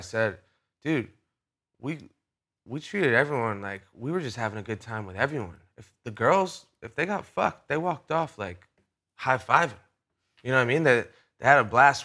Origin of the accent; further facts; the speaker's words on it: Rhode Island, United States; I'm from Rhode Island, which is a small place